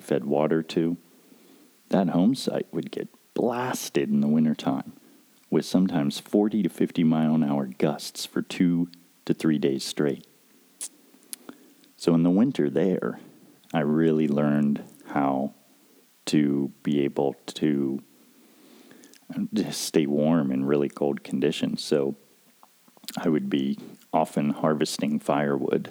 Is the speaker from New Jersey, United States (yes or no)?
no; Pennsylvania, United States; moved away as an adult; also born or lived in Pocahontas County, West Virginia; growing up in Pennsylvania.